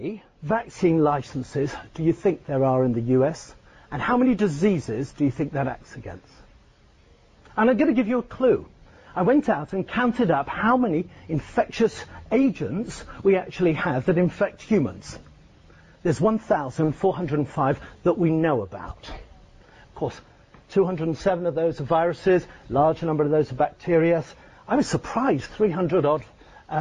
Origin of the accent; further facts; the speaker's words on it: Scotland, United Kingdom; moved away; my hometown up in Scotland.